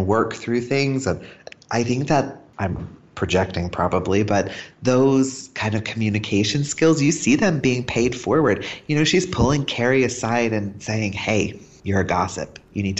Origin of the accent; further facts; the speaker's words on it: Dallas, Texas, United States; also born or lived in United Kingdom; I grew up in Dallas, but I'm not American. I have a green card. I'm actually British.